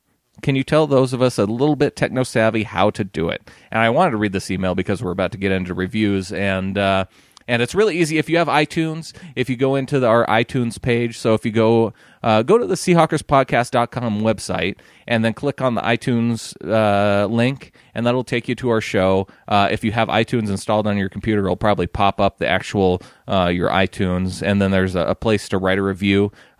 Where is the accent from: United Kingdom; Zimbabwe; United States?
United Kingdom; England; It is, in fact, the town I grew up in England.